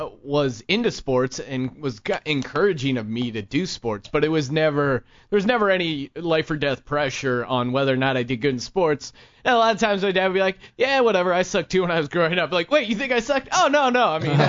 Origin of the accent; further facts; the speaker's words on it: Utah, United States; born there; also born or lived in New York / Colorado / Pennsylvania; my parents are both originally from there, and I was born in Utah on an Air Force base. Then I lived in upstate New York for a few years.